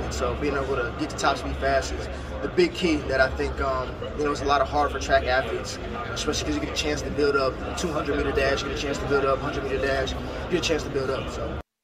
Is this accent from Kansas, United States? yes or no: no; Northeast Ohio, United States; I'm obviously from North, Northeast Ohio. I grew up a Browns fan